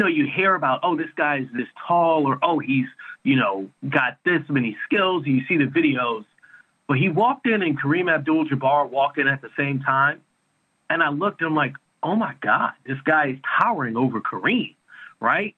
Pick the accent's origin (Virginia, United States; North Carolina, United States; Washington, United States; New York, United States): New York, United States; moved away; I'm from New York originally.